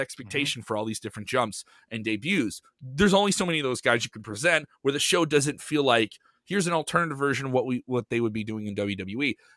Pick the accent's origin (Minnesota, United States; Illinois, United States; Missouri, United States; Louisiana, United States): Illinois, United States; Chicago; I am from Chicago